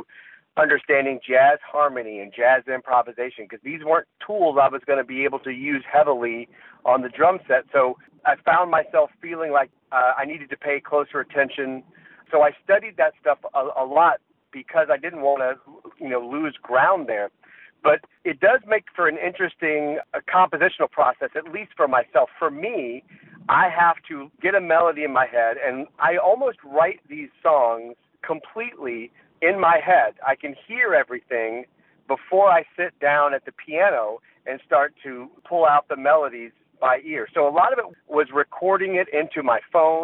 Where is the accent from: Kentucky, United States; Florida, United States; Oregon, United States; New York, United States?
Florida, United States; Jacksonville; moved away; also born or lived in Northeast United States; I'm originally from Jacksonville, Florida, and that's really where I kind of cut my musical teeth. My dad listened to jazz a lot when I was a kid